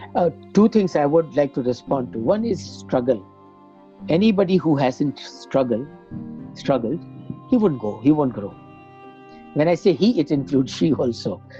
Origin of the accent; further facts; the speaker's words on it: Bihar, India; moved away; also born or lived in Dubai / Africa; we hail from Bihar, very traditional normative society